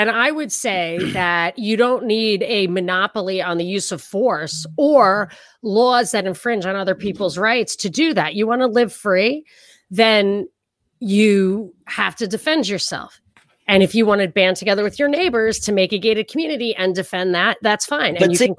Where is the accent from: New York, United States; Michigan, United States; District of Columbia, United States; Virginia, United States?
New York, United States; I'm from New York. I thrive on it. I love it. My culture is everything.